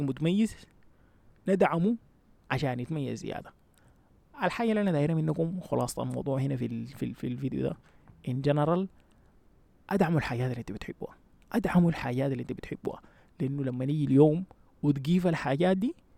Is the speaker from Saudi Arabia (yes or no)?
no; Sudan; moved away as an adult; now in United States; احنا في النهايه اصلا مرقنا من السودان عشان السودان طلطنا